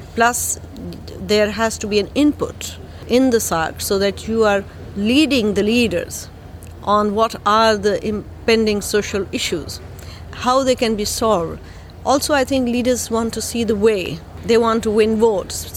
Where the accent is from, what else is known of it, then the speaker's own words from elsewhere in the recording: Lahore, Punjab, Pakistan; I'm from Pakistan, Lahore